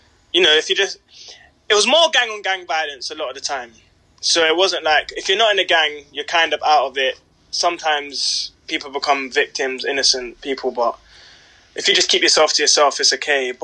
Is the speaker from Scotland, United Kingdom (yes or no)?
no; London, United Kingdom; now in Manchester, United Kingdom; we grew up in South London, Peckham